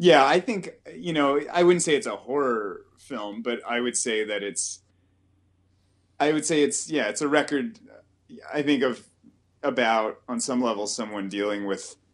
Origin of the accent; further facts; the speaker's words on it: Ontario, Canada; now in Vancouver, Canada; we're moving back to Ontario probably at the end of the summer